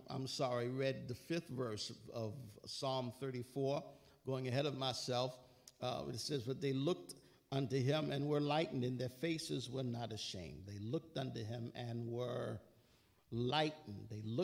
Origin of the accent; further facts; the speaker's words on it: New York, United States; I'm a New Yorker